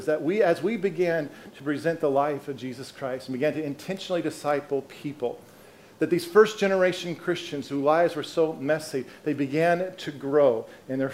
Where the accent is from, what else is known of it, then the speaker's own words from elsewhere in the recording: Colorado, United States; I'm from Colorado